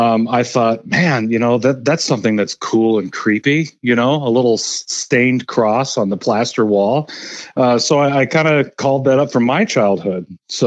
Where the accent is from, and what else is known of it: Sunburg, Minnesota, United States; born or raised there; also born or lived in Denver, Colorado